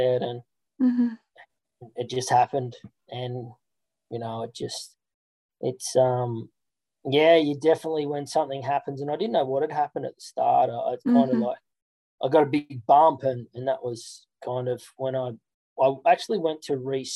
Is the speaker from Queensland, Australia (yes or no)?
no; Central Coast, New South Wales, Australia; growing up on the Central Coast as a professional lifeguard